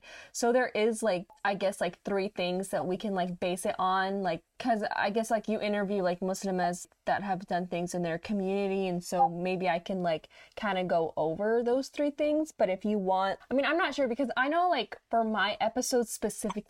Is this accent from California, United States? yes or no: no; Dallas–Fort Worth area, Texas, United States; I was born and raised in Texas in the DFW area